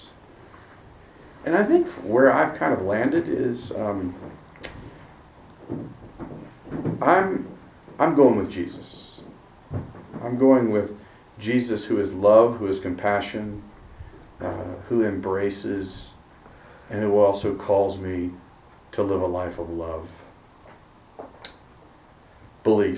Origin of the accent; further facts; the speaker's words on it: Virginia, United States; I grew up in Virginia, and we spent our summers on Chesapeake Bay